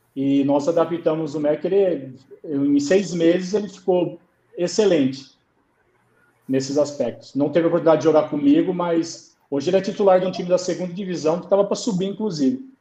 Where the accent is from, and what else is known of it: Brazil; moved away as an adult; also born or lived in China